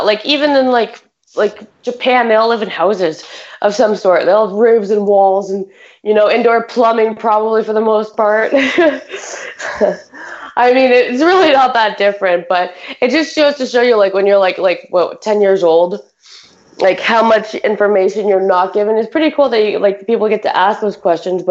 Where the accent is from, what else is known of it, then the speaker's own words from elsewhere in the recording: Canada; we're Canadian